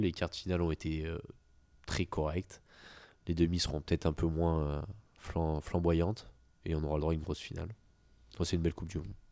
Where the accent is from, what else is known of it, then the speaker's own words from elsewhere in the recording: France; je suis français